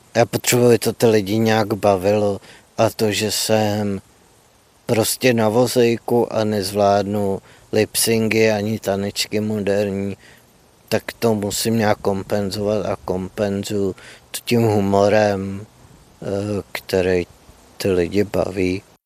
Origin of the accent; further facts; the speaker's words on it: Louny, Ústí nad Labem Region, Czechia; pocházím z Lon, což je malý město severozápadně od Prahy.